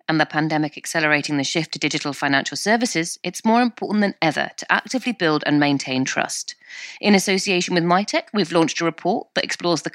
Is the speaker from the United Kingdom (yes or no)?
yes; United Kingdom; I'm British